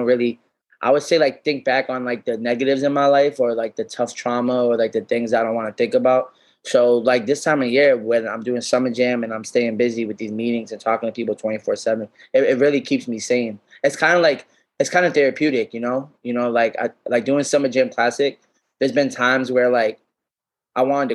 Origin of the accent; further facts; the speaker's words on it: Worcester, Massachusetts, United States; growing up in Worcester